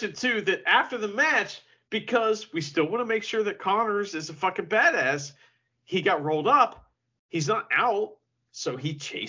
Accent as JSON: {"language": "English", "country": "United States", "said": "I'm American, so, and I'm the wrong kind of American, I guess."}